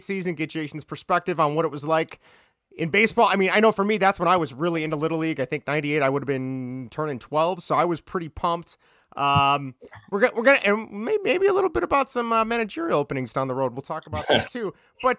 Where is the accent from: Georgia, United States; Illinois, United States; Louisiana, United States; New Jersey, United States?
Illinois, United States; Chicago; I grew up in Chicago